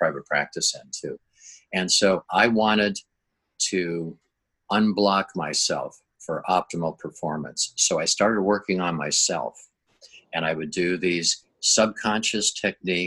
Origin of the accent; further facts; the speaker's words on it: Minnesota, United States; moved away as an adult; now in La Jolla, California, United States; I grew up in Minnesota.